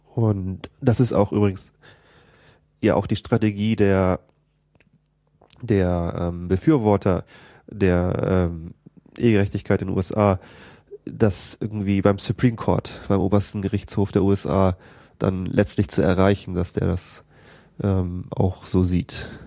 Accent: a suburb of Hamburg, Schleswig-Holstein, Germany; also born or lived in United States; ich komme aus Schleswig-Holstein und äh, aus einem Vorort von Hamburg

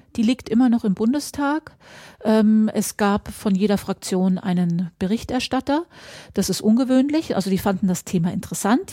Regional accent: Mecklenburg-Vorpommern, Germany; bei uns in Mecklenburg-Vorpommern

